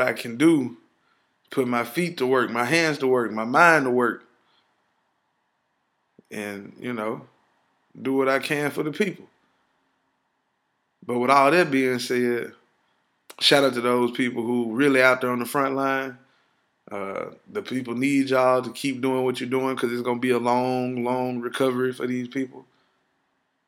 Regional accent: Ripley, United States; moved away; I'm from Ripley

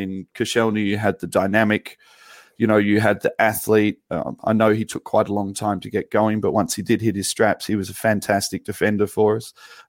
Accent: England, United Kingdom; we both consider ourselves English

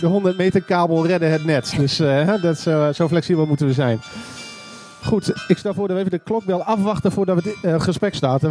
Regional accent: Groningen, Netherlands; Ja, ik ben ook echt een Groninger

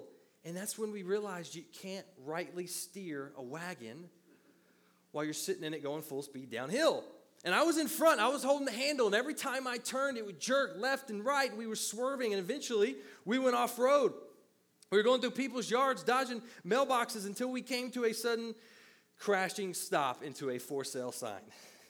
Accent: the South, United States; Or as we said, where I grew up in the South, the Southern version is, what you don't know won't hurt you.

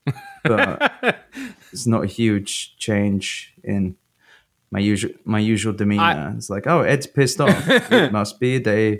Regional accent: London, United Kingdom; Fucking hell, mate, I'm from London.

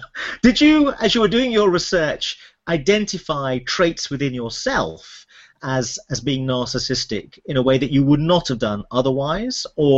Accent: United Kingdom; also born or lived in United States; as a British psychiatrist who worked in America for a while

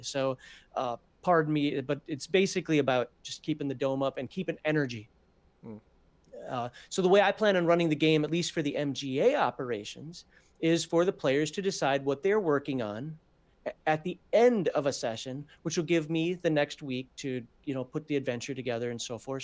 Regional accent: Minnesota, United States; I'm from Minnesota. We wear a red flannel up there

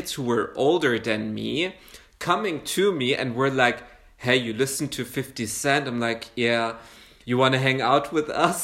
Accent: Saudi Arabia; now in Germany; I grew up in Saudi Arabia

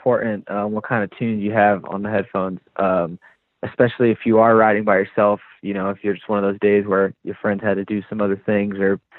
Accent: the South, United States; I am from the South originally, so I do like some, you know, new age hip hop

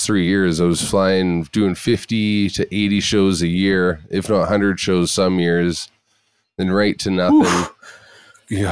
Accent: Kelowna, British Columbia, Canada; also born or lived in Salmon Arm, British Columbia; now in Ashton Creek, Canada; I went from Kelowna, born and raised in Kelowna till I was 20.

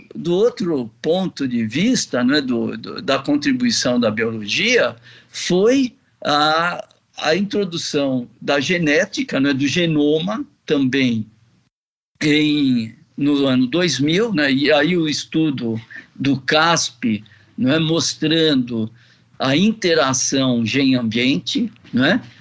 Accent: Brazil; nós, como brasileiros

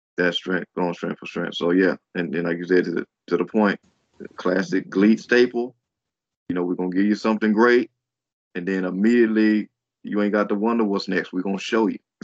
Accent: United States; as an American fan

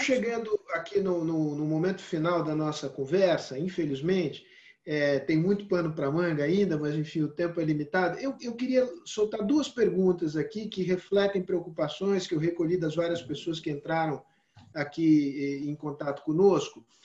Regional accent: Brazil; eu, como brasileiro

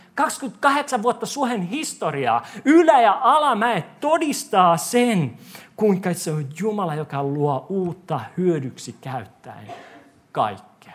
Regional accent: Korso, Uusimaa, Finland; moved away

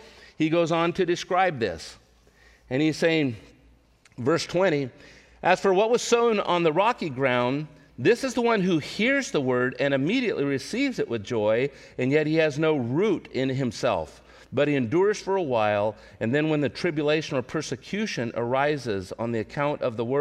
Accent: Central California, United States; moved away; where I grew up in Central California

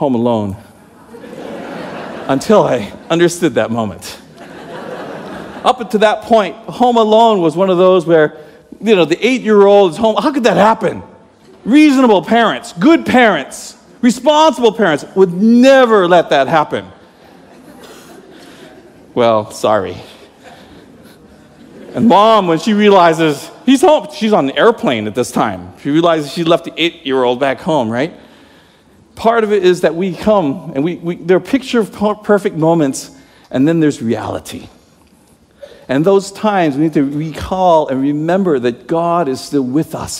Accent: Toronto, Ontario, Canada; now in United States; I'm Canadian, eh? I was born in Toronto

